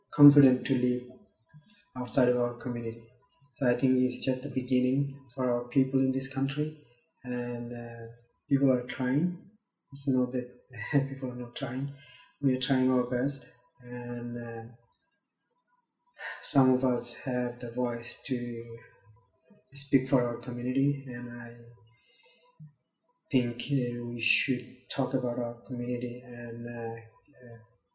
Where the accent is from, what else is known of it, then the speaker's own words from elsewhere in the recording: Myanmar; also born or lived in Manus; now in Chicago, United States; we are from Burma. We are Rohingya